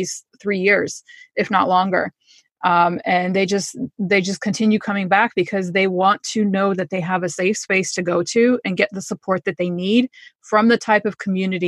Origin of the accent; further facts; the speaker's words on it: Connecticut, United States; also born or lived in New York; I grew up in Connecticut, so I'm just kind of in the two areas